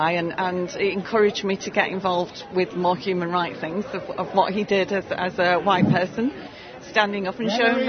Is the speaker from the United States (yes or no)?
no; England, United Kingdom; I'm from England